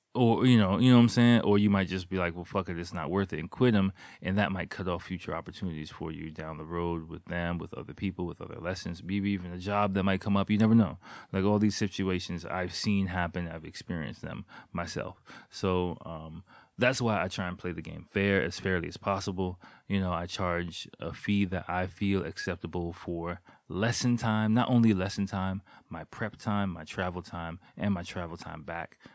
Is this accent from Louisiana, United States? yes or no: no; Washington, District of Columbia, United States; moved away as an adult; now in Japan; my days as a public school kid in America, in Washington, D C, in the, like, eighties and nineties